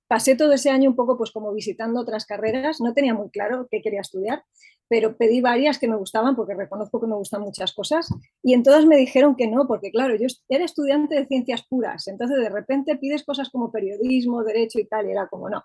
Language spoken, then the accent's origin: Spanish; Madrid, Community of Madrid, Spain; Soy de Madrid